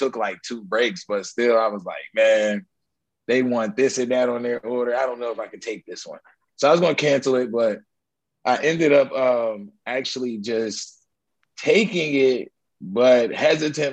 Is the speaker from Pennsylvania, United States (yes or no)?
yes; Pittsburgh, Pennsylvania, United States; now in Atlanta, United States; I come from Pittsburgh, Pennsylvania. Got to shout out my city sometimes